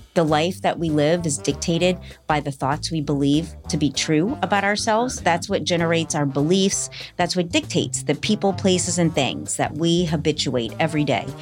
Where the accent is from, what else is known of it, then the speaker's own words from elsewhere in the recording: New Orleans, Louisiana, United States; moved away as an adult; now in Los Angeles, United States; half Irish from New Orleans